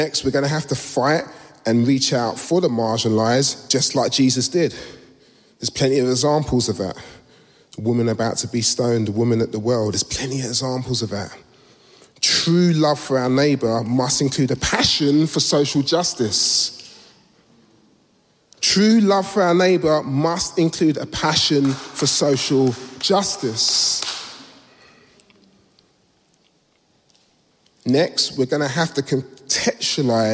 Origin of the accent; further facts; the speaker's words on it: London, United Kingdom; I was born in Southeast London a few years ago, and Peckham's changed